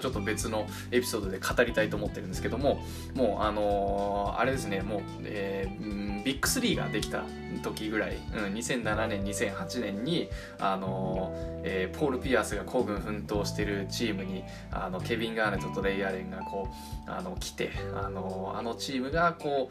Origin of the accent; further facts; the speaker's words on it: Japan; also born or lived in United States; 出身はアメリカアメリカで、あの、母親が、えっと、アメリカ人で、父親が日本人のハーフなんだけども、えっと、小二から、高三まで、あの、日本で育って